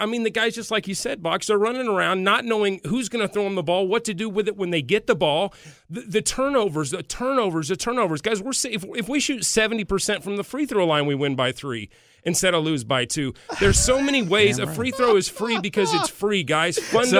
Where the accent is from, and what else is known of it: Burlington, Kansas, United States; born or raised there; moved away